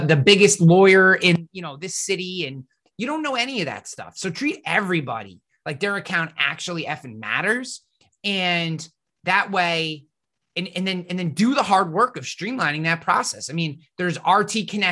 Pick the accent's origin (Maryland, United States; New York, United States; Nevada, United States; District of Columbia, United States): New York, United States; Troy; I'm from the InsurTech haven of Troy, New York